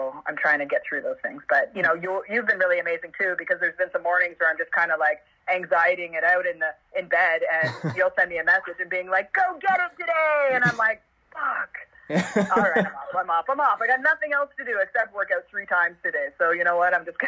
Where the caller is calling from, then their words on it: Parkdale, Ontario, Canada; I'm from the basement in from Parkdale, Ontario, Canada. So I'm at home, of course.